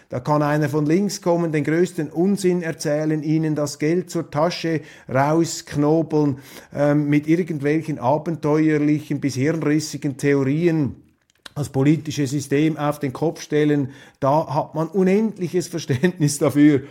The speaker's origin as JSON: {"language": "German", "country": "Switzerland", "said": "die Schweizer, sie werden immer wieder unterschätzt. Und das hat auch mit unserem Akzent zu tun"}